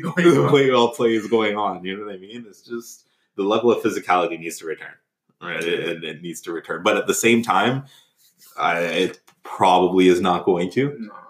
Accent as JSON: {"language": "English", "town": "Toronto", "region": "Ontario", "country": "Canada", "said": "we're all from Toronto"}